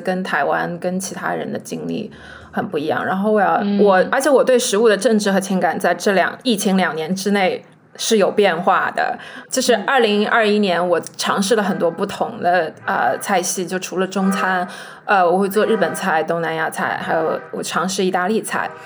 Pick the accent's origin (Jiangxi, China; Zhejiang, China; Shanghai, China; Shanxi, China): Zhejiang, China; moved away as an adult; now in Brooklyn, United States; 我从小就生活在浙江，然后我的家人也从来都没有离开过那个地方